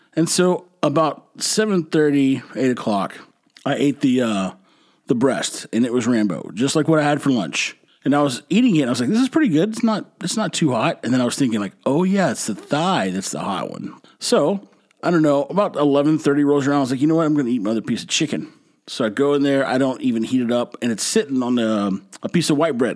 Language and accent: English; Texas, United States; I'm from Texas. I've been eating Mexican food my whole life